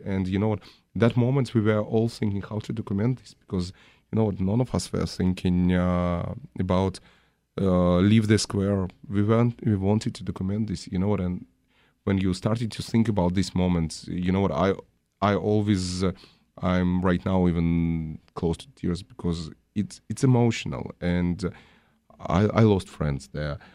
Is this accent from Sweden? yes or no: no; Russia; now in United States; I was born in Russia.